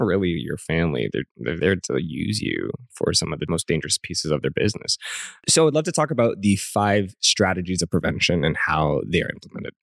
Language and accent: English; Canada; as a Canadian